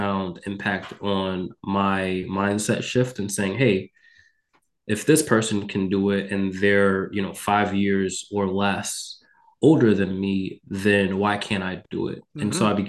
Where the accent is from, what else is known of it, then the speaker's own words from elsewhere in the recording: Mount Vernon, New York, United States; moved away as an adult; also born or lived in Texas / Connecticut; I am from Mount Vernon, New York, which is a city in Westchester County. I grew up experiencing aspects of poverty